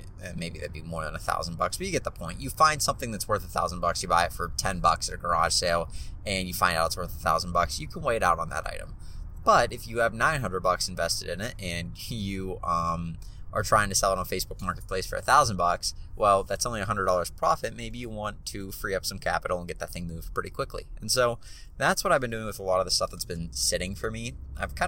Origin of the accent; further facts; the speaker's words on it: Pittsburgh, Pennsylvania, United States; I'm from Pittsburgh